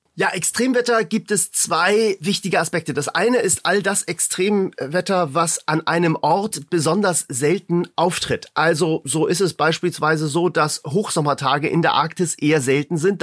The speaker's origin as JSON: {"language": "German", "region": "Hamburg", "country": "Germany", "said": "Ich komme ja aus Hamburg"}